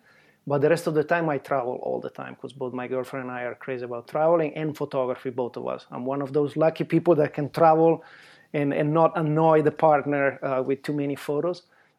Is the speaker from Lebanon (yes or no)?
no; Italy; accent: Italian; English is a second language; moved away as an adult; now in United States; Born and raised in Italy. {S0} Yeah, there you go. {S1} And then I came to the state a long time ago, 30 years ago, but it's not enough to lose my accent, I guess.